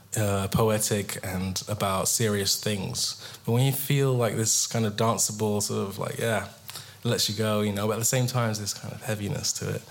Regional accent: England, United Kingdom; I'm English

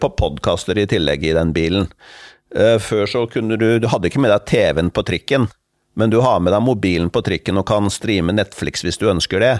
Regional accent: Fredrikstad, Østfold, Norway; min hjemby Fredrikstad.

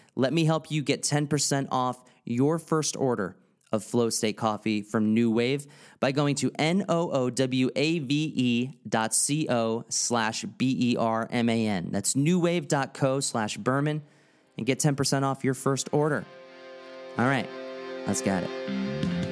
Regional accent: East Coast, United States; growing up on the East Coast

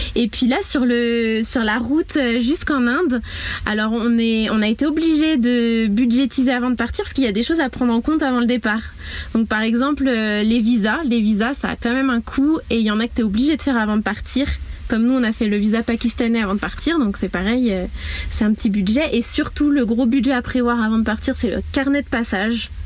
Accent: Mayenne, Pays de la Loire, France; moved away as an adult; also born or lived in Guadeloupe; je suis originaire de la Mayenne

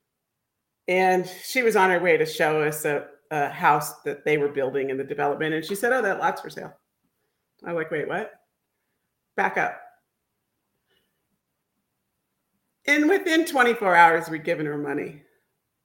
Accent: Akron, Ohio, United States; now in Park City, United States; I grew up in Akron, Ohio, and believe it or not, we do have small hills, and that's where I learned to ski

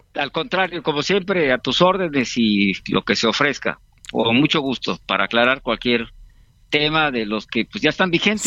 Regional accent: Guerrero, Mexico; Yo soy de Guerrero

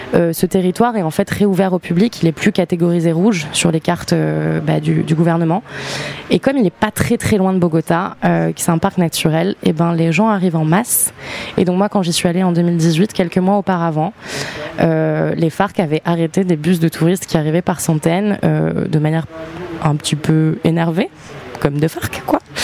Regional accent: New Caledonia; moved away; J'ai grandi en Nouvelle-Calédonie

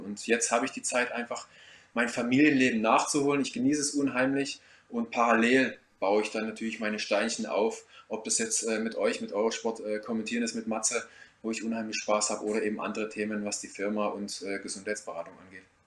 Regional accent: Ore Mountains, Saxony, Germany; moved away; also born or lived in Black Forest; Ich komme ja gebürtig aus dem Erzgebirge

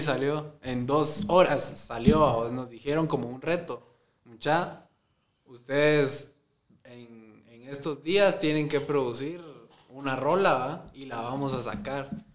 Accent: Amatitlán, Guatemala Department, Guatemala; Yo soy de Amatitlán

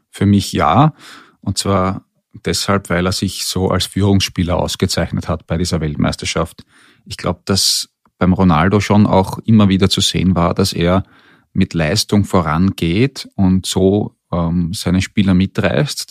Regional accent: Austria; als Österreicher

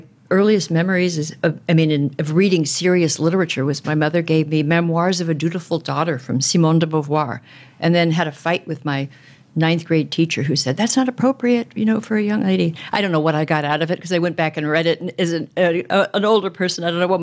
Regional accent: Southern California, United States; as a young woman growing up in Southern California

